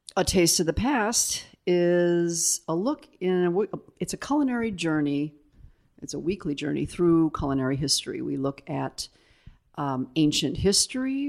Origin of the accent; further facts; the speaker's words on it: South Bend, Indiana, United States; moved away as an adult; also born or lived in Italy; I lived there until, what, I was seventeen and went off to school.